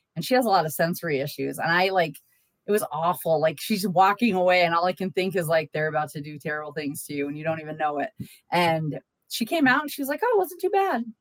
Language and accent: English; Massachusetts, United States; moved away; I'm from Massachusetts